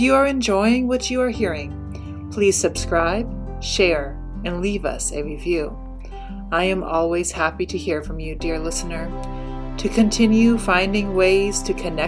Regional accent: United States; definitely an American

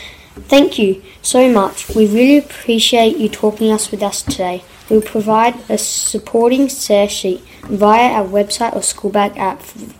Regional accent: Australia; something you might not know about me is I was born in Australia.

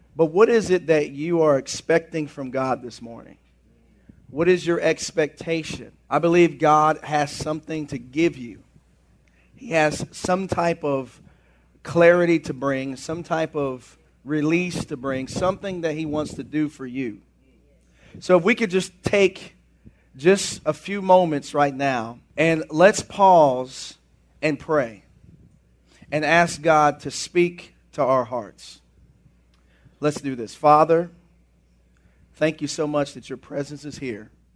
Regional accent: United States; I am American

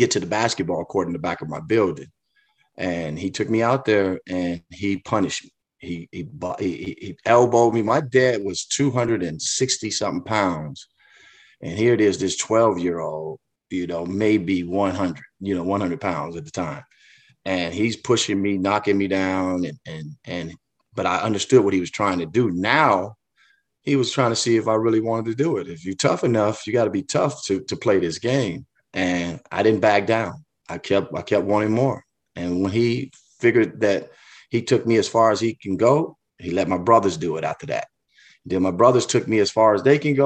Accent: Chicago, Illinois, United States; growing up in Chicago to me was special

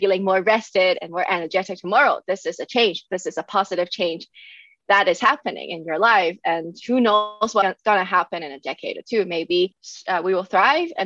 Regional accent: Hong Kong; moved away as an adult; now in Germany; I was born and raised in Hong Kong, and I came to Germany in 2018 for my master's programs.

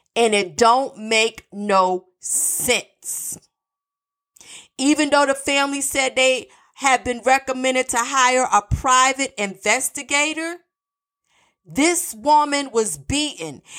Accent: North Carolina, United States; North Carolina, my home state

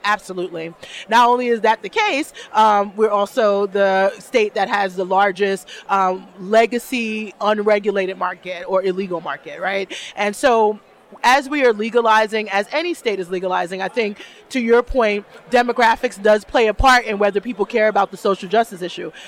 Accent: New York City, New York, United States; moved away as an adult; also born or lived in New Jersey / Arizona / San Diego, California; now in Buffalo, United States; I'm from Brooklyn, so I'm a New York girl. I'm Brooklyn born

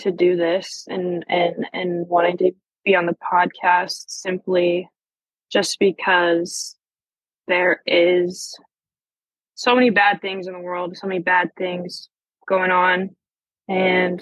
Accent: Western New York, United States; moved away; also born or lived in Pennsylvania; So I was born in Pennsylvania, but I grew up in Western New York

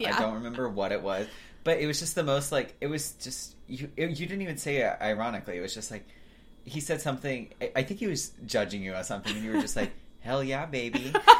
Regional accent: Hoover, Alabama, United States; I'm from Birmingham, so I grew up in like Pelham, Hoover, Alabama.

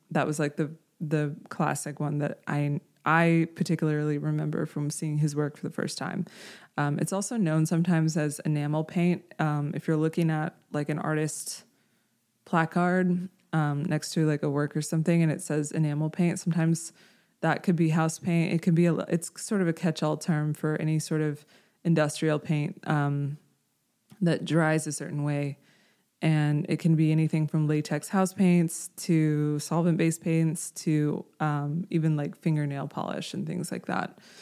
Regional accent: Houston, Texas, United States; I grew up in Houston

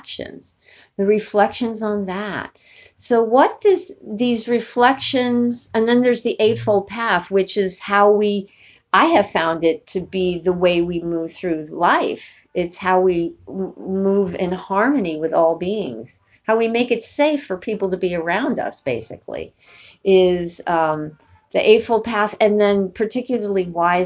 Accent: East Coast, United States; growing up on the East Coast, as I did

